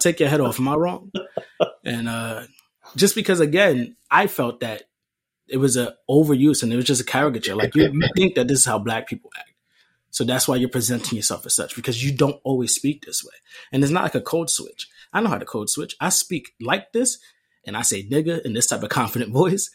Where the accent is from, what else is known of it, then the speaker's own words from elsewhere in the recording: New York City, New York, United States; I grew up in the Bronx and I don't speak that way